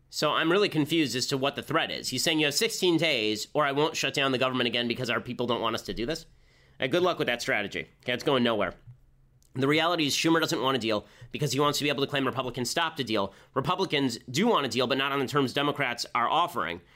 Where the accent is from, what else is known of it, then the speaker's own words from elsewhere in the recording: California, United States; the state of California, my home state